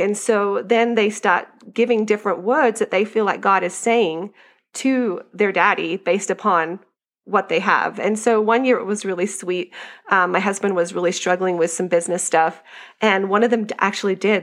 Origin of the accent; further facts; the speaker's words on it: Australia; moved away as an adult; now in United States; I grew up in Australia